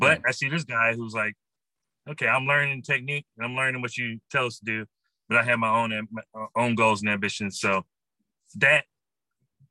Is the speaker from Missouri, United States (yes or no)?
yes; St. Louis, Missouri, United States; also born or lived in Grambling, Louisiana; I'm from the St. Louis area